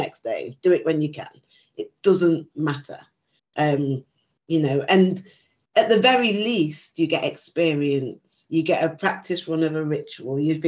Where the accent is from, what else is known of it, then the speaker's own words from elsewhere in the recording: Nottinghamshire, East Midlands, United Kingdom; growing up in the UK, I grew up in Nottinghamshire.